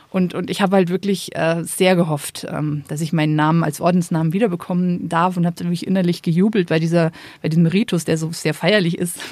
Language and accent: German; Rhön, area around Fulda, Hesse, Germany; moved away as an adult; also born or lived in Rome; now in Kellenried, Germany; ich stamme ursprünglich aus der Rhön, ähm, aus der Gegend um Fulda